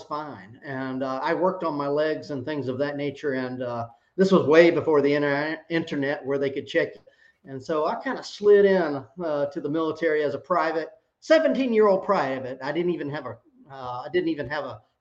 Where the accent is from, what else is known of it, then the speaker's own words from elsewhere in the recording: Georgia, United States; also born or lived in South Carolina; now in San Antonio, United States; I grew up in Georgia and in South Carolina. I'm a Southern guy by birth and by being raised